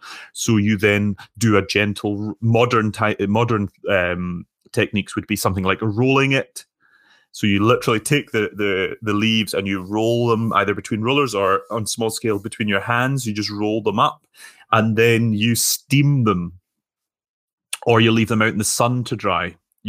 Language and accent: English; Scotland, United Kingdom; It's quite hard to say that as a Scottish person, isn't it?